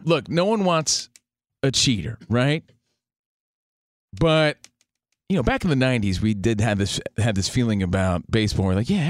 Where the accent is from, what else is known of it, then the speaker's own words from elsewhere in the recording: East Coast, United States; now in Los Angeles, United States; We're from the East Coast. We're out here in L.A.